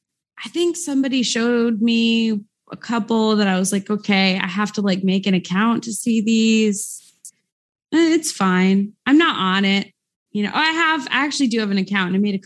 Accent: Midwest, United States; I'm from the Midwest.

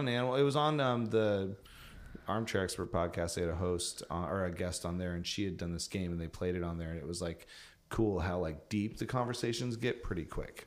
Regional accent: Battle Ground, Washington, United States; now in Seattle, United States; I will never move back to Battleground, Washington, where I grew up

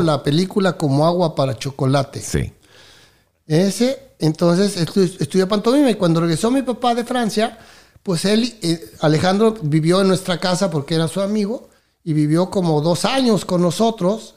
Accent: Mexico City, Mexico; moved away as an adult; now in Miami, United States; soy de México, nací en la Ciudad de México, en el Distrito Federal

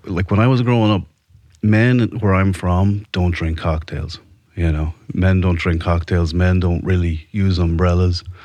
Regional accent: Ireland; moved away as an adult; now in United States; born and raised in Ireland. I came to America in my early 20s

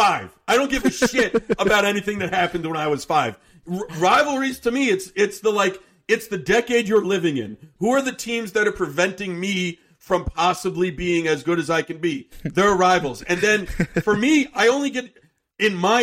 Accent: suburban Connecticut, United States; now in New York, United States; I was born in suburban Connecticut, and I'm now in New York

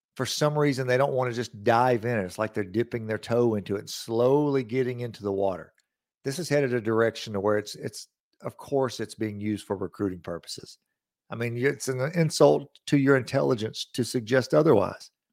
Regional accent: Lawrence County, Mississippi, United States; I'm born and raised here. I'm from Lawrence County

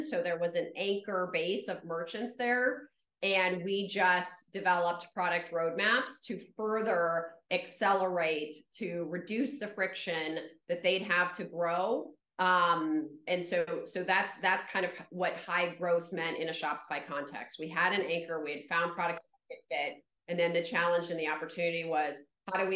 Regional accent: New York, United States; I'm a New Yorker

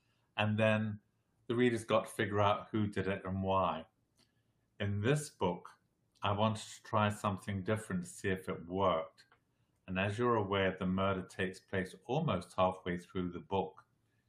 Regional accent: Southern Africa, South Africa; moved away as an adult; also born or lived in England / California; now in Las Vegas, United States; I was originally born in England. I was raised in Southern Africa, and I went back to live in England when I finished school

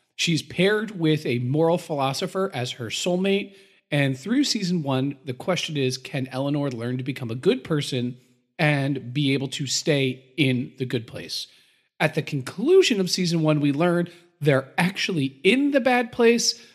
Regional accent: United States

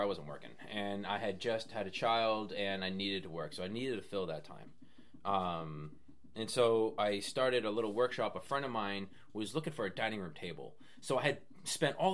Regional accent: West Newbury, Massachusetts, United States; moved away as an adult; also born or lived in Maine; now in Foster, Rhode Island, United States; I'm originally from Massachusetts, a little town called West Newbury.

